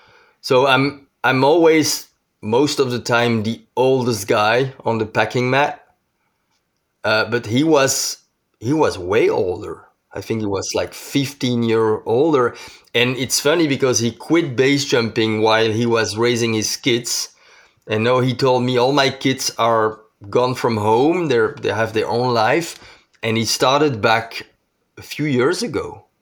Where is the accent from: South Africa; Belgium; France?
Belgium; I'm from Belgium